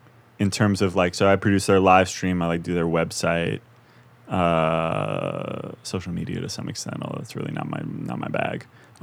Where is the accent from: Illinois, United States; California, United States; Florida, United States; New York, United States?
New York, United States; New York City; My dad never lived anywhere else in his life, you know.